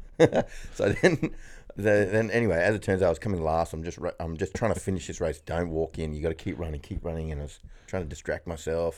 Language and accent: English; Kuranda, Queensland, Australia; also born or lived in Sydney; my mum and dad decided they want me to be born in the tropical north Queensland